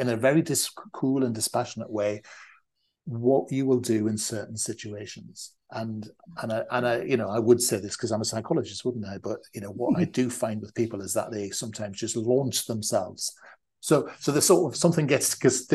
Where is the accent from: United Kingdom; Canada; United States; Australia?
United Kingdom; the North, the north of England; we're from the North